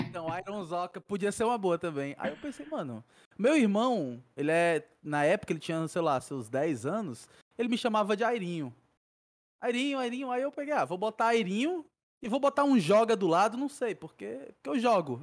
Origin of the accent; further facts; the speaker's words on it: Fortaleza, Ceará, Brazil; Nascido e criado aqui em Fortaleza